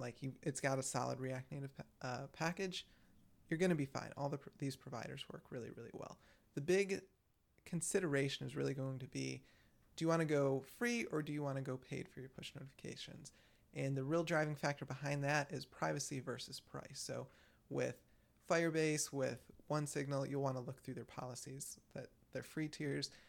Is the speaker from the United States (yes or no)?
yes; Michigan, United States; I'm from Michigan and I'm constantly called out for my accent